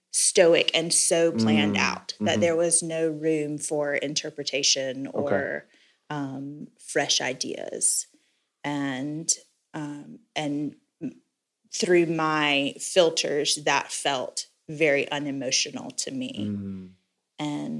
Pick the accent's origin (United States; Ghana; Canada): United States; Florence, South Carolina; So I was born in Florence, South Carolina. I'm the middle child of 5 kids.